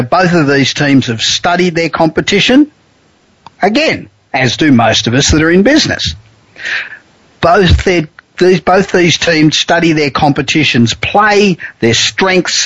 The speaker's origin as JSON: {"language": "English", "town": "Los Angeles", "region": "California", "country": "United States", "tie": "born or raised there", "said": "I'm coming to you tonight from my hometown of Los Angeles"}